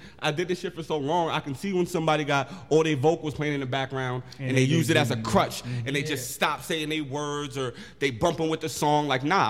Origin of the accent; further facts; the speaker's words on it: Poughkeepsie, New York, United States; Born and raised, Poughkeepsie.